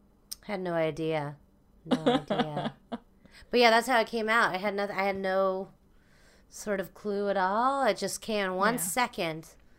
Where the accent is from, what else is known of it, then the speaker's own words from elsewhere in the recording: Philippines; now in United States; So we're doing something about us being Filipino.